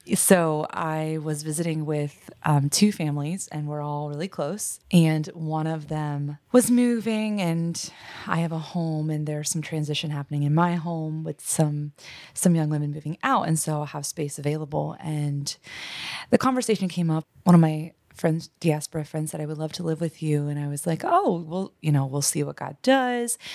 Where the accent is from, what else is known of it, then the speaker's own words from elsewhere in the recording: United States; as an American